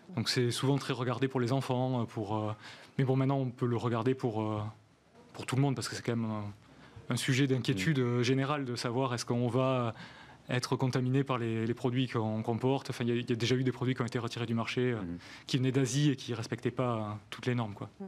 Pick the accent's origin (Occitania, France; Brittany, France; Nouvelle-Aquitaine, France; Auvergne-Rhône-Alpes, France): Occitania, France; Gers; moi je suis du Gers